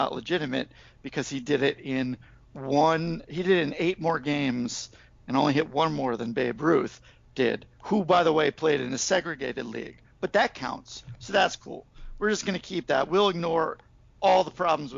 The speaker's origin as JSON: {"language": "English", "town": "Oak Bluffs", "region": "Massachusetts", "country": "United States", "tie": "born or raised there", "said": "I brought a friend from New York to my hometown once"}